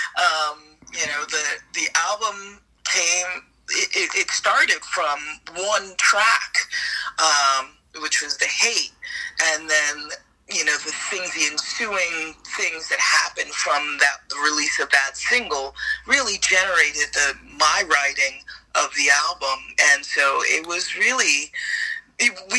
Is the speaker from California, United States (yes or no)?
no; New York City, New York, United States; I grew up in New York City in the South Bronx.